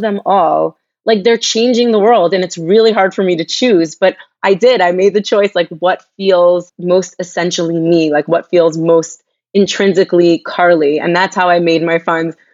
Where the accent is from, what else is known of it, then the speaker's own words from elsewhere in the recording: Long Island, New York, United States; moved away as an adult; now in Jerusalem, Israel; I'm from Long Island, New York. I grew up in a predominantly Jewish community